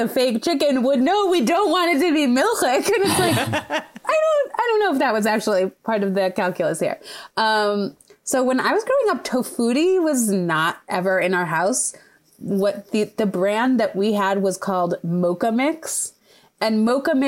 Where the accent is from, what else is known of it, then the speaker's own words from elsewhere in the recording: Midwest, United States; I grew up in the Midwest